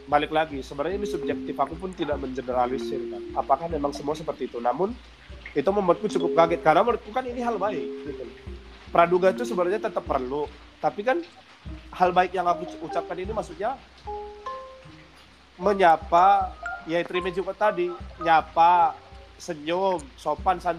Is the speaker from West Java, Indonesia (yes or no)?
no; Medan, North Sumatra, Indonesia; karena aku ngerasa dulu yang selama aku bertemu lahir dan berkembang di Sumatera itu maksudnya di Medan isinya kan kepahitan semua